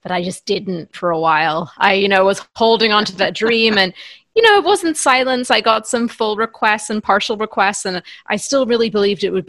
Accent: County Antrim, Northern Ireland, United Kingdom; moved away as an adult; also born or lived in England / Oxford, England; I was born in England, and we moved to Northern Ireland when I was 5. So I'm from everywhere in the UK apart from Scotland, essentially. But I did spend most of my childhood in County Antrim in Northern Ireland.

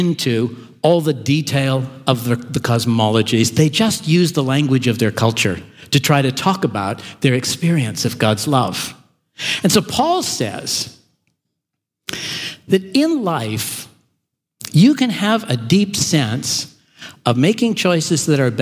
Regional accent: Canada; now in Melbourne, Australia; I grew up in Canada

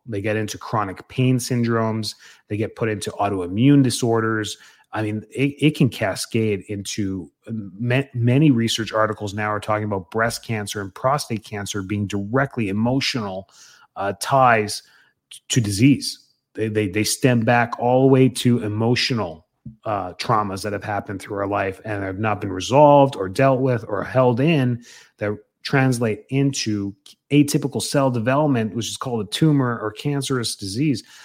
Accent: Canada; now in Tampa, United States; being Canadian

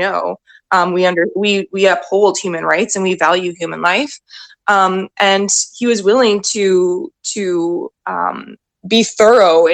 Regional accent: Canada; As a Canadian

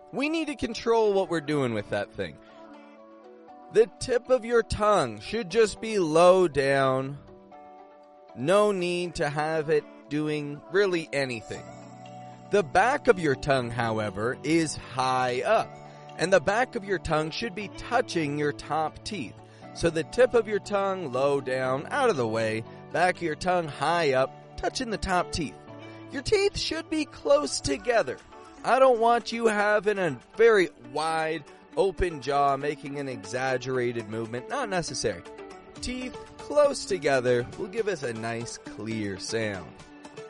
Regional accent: Toronto, Ontario, Canada; I'm from Toronto, Canada

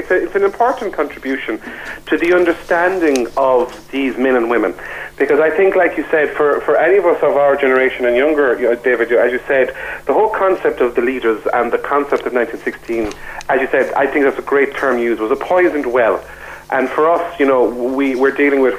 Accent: Limerick, Munster, Ireland; we're from Limerick.

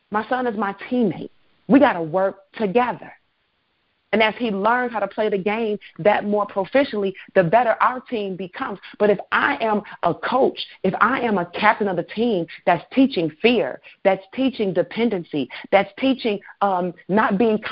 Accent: Chicago, Illinois, United States; I'm from Chicago

